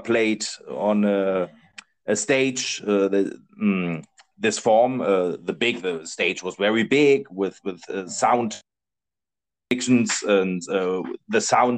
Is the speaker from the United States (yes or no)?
no; Germany; English is a second language; now in Spain; I'm from Germany.